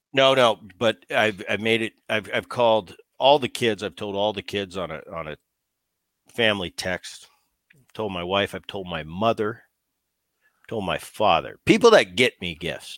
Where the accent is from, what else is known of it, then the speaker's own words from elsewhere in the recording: New Jersey, United States; Growing up in Jersey